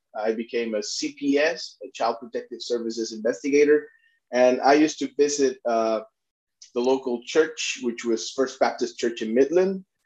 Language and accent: English; Puerto Rico; moved away as an adult; I'm a Puerto Rican myself. I was born and raised in Puerto, Puerto Rico.